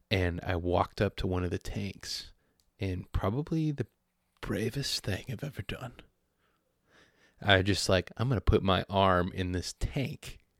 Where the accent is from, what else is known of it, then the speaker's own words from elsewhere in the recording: San Diego, California, United States; Look, growing up in San Diego